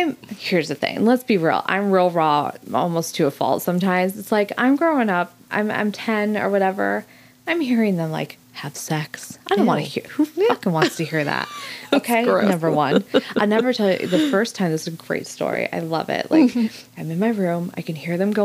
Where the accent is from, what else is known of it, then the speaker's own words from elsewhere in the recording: Arizona, United States; growing up in Arizona